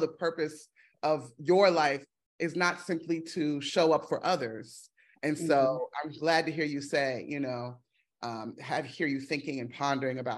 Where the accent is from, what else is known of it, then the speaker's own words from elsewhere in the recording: Washington, District of Columbia, United States; going back to my hometown